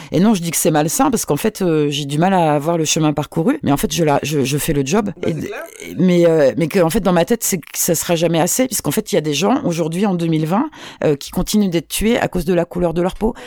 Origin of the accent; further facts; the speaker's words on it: Nantes, Pays de la Loire, France; also born or lived in Benin; je viens de Nantes